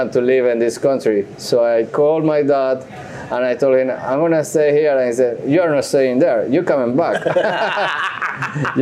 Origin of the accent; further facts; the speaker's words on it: Colombia; English is a second language; moved away as an adult; also born or lived in Tennessee / Virginia; now in Charlotte, United States; original from Colombia. Okay. I immigrated from Colombia in 2000